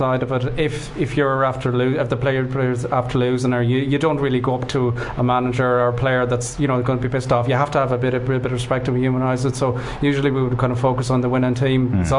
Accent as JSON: {"language": "English", "town": "Galway", "region": "Connacht", "country": "Ireland", "tie": "born or raised there", "said": "my hometown club now, Galway"}